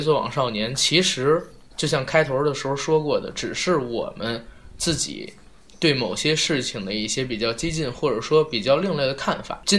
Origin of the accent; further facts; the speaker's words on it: China; 作为一个中国人，你不爱国，你都不配这三个字